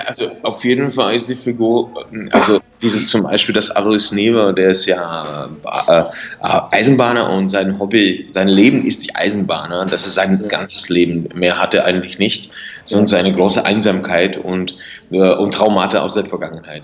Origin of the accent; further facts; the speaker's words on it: Lomnice nad Popelkou, Liberec Region, Czechia; German is a second language; also born or lived in Turnov; ich bin in der Provinz aufgewachsen, in Nordostböhmen